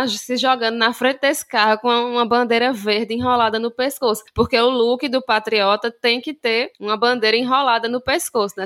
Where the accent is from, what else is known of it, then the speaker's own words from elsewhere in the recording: João Pessoa, Paraíba, Brazil; Sou daqui de João Pessoa, Paraíba, e eu faço histórias em quadrinhos